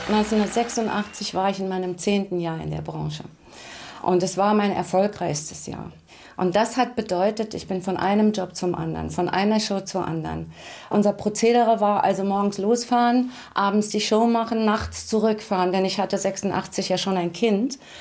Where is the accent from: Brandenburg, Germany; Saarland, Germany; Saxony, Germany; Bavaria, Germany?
Saarland, Germany; Saarbrücken; also born or lived in Dudweiler; Ich bin aufgewachsen in Saarbrücken, in Mahlstadt war eine ganz klassische, normale Familie